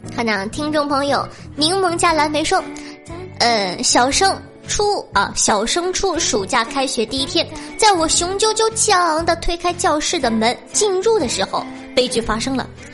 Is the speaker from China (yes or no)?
yes; Dalian, Liaoning, China; 我是大连人